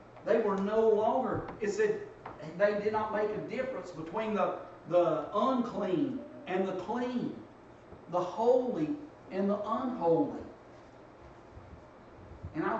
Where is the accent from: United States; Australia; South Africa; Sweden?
United States; Dalton, Georgia; growing up in Dalton